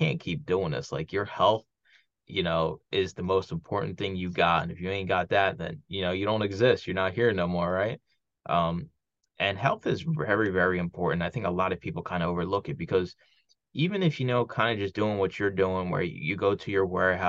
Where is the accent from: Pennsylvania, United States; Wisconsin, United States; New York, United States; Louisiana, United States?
Pennsylvania, United States; Philadelphia; moved away; friends I grew up with down in Philly